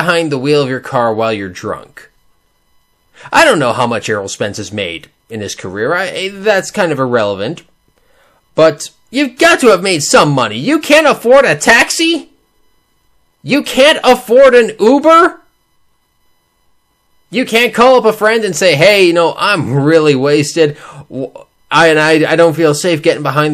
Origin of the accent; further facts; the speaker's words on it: Canada; I'm Canadian. We are incredibly polite